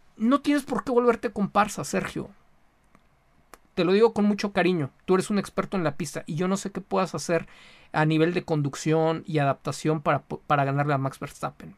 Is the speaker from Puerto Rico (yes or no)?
no; Mexico; como mexicano